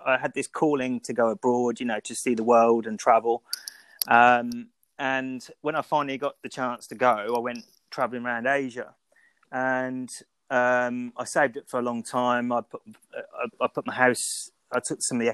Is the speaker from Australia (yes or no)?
no; Birmingham, West Midlands, United Kingdom; moved away; also born or lived in Milton Keynes / Banbury / Leamington Spa; I'm actually from Birmingham